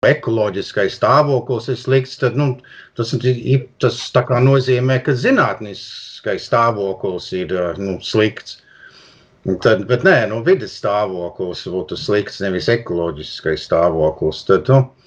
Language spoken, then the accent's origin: Latvian; Toronto, Ontario, Canada; es piedzimu Toronto, un, un tajā laikā nu, tēvam nebija pastāvīgi darbs.